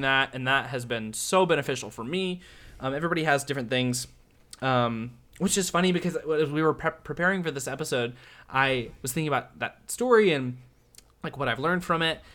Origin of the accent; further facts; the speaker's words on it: Nashville, Tennessee, United States; now in Orlando, United States; I'm from Nashville